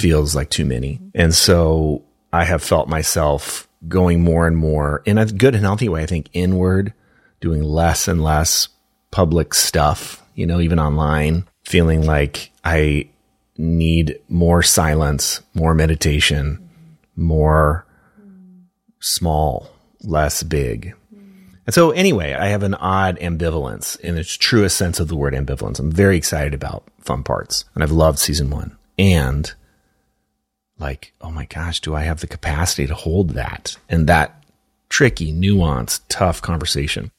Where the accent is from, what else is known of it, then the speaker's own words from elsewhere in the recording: Minneapolis, Minnesota, United States; my hometown